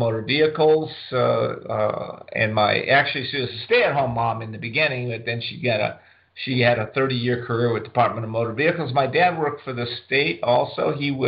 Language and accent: English; Whittier, California, United States; also born or lived in San Diego, California; I grew up in Southern California. I'm one of the few Southern California natives left